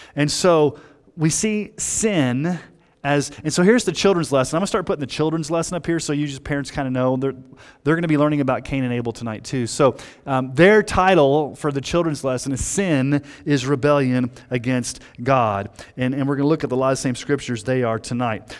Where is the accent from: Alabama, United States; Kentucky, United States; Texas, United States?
Texas, United States; I grew up in Texas in the seventies and, and, a, and eighties